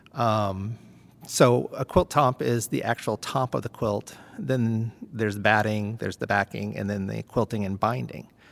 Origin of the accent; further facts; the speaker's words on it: Plymouth, New Hampshire, United States; moved away as an adult; now in Maine, United States; I'm actually from Plymouth, New Hampshire